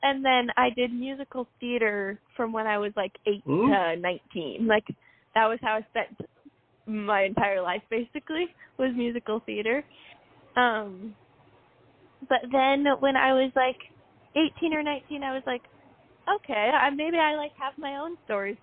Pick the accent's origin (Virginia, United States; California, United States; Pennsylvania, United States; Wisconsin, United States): California, United States; I've lived in California, like, in the same town my whole entire life